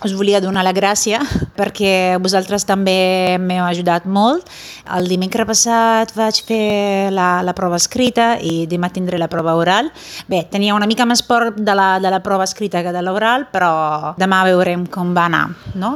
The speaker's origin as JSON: {"language": "Catalan", "country": "Italy", "second_language": "Catalan", "said": "sóc italiana"}